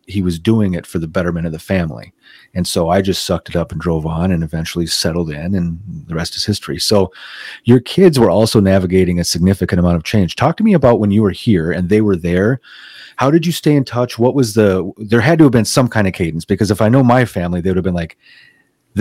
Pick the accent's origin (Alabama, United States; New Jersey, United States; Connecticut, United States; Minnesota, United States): Minnesota, United States; also born or lived in Ottumwa, Iowa; I was born in Iowa. All right. And I eventually moved to Minnesota and ended up growing. I'm still in Minnesota. I've grown up here most of my life. We moved here when I was about 5 or 6 years old